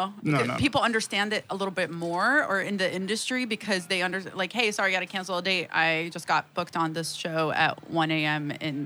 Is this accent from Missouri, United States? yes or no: no; Alabama, United States; now in New York, United States; I grew up in Alabama